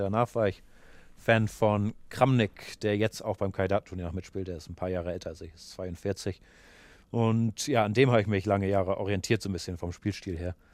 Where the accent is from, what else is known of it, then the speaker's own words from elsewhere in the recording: Hamburg, Germany; also born or lived in Mediterranean (on a sailing boat); Dann bin ich in Hamburg in den Schachclub gegangen